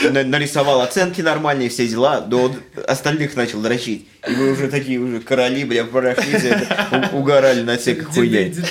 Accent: Samara, Samara Oblast, Russia; moved away as an adult; now in Canada; я жил в Самаре, я из Самары

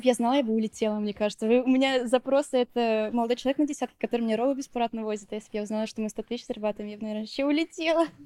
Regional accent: Neftekamsk, Bashkortostan, Russia; moved away as an adult; now in Moscow, Russia; А, я родом из Башкортостана, из небольшого города Нефтекамск, 120 тысяч населения. Сейчас живу в Москве.

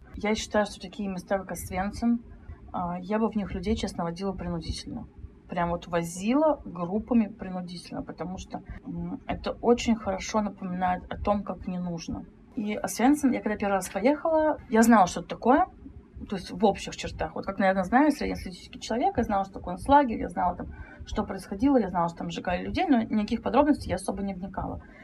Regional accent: Saint Petersburg, Russia; Это я сама из Санкт-Петербурга

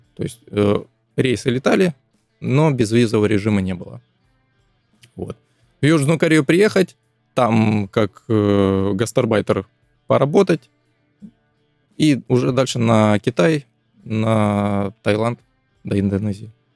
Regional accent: Krasnodar, Krasnodar Krai, Russia; с Краснодара

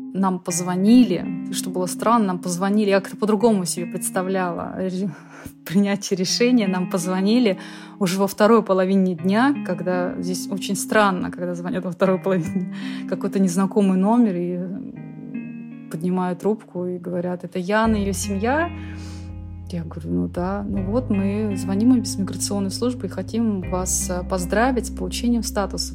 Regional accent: Shoria, Siberia, Kemerovo Oblast, Russia; moved away as an adult; now in Sweden; я представитель коренного народа. Мой народ, мы всегда жили на одной земле.

